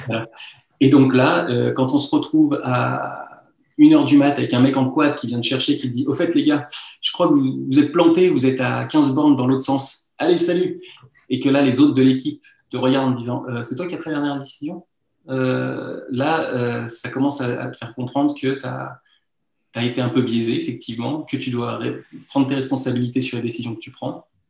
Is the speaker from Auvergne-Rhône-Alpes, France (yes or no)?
yes; Lyon, Auvergne-Rhône-Alpes, France; also born or lived in Rouen; je suis né à Lyon, j'ai grandi à Lyon